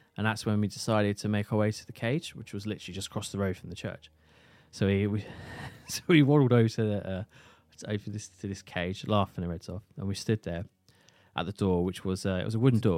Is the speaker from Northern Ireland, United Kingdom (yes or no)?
no; St Neots, East of England, United Kingdom; my hometown of Saint Neers